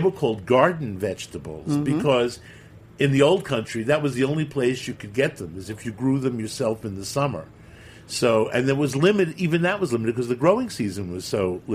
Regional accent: New York City, New York, United States; Second Avenue was still a little fancy when I was growing up in the 50s.

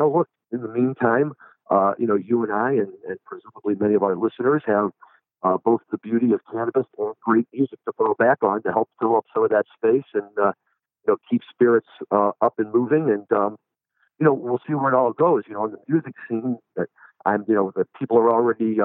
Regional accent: St. Louis, Missouri, United States; now in Chicago, United States; my hometown, St. Louis

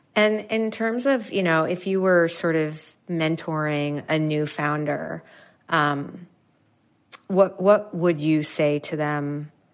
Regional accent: New York City, New York, United States; I'm from New York City, like Manhattan

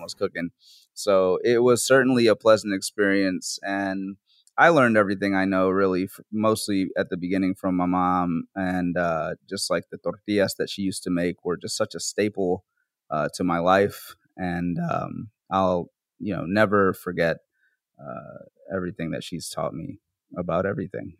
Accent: New Orleans, Louisiana, United States; also born or lived in Bronx, New York; I'm from New Orleans, so I was working there for a while as a cook

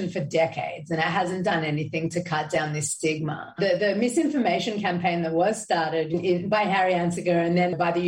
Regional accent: Sydney, New South Wales, Australia; now in Israel; growing up as a Jew in Australia, I felt like an other, like you're saying. And then I moved over to Israel. I'm like, okay, well, now I'm an Australian living in Israel

